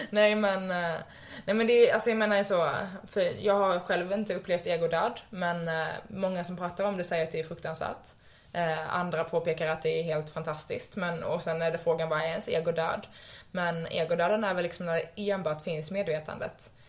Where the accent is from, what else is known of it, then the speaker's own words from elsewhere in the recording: Skåne, Sweden; born there; now in Stockholm, Sweden; jag är född i Skåne, jag bor i Stockholm, jag jobbar som det här.